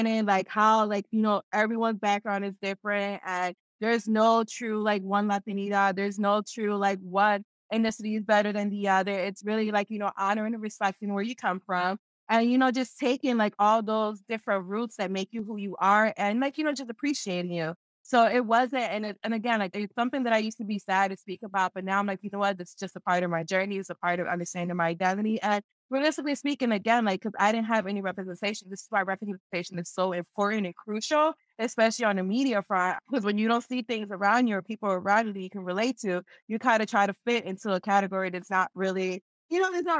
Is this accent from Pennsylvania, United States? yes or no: yes; Philadelphia, Pennsylvania, United States; I'm from Philadelphia, and in Philadelphia, there's barely any Peruvians here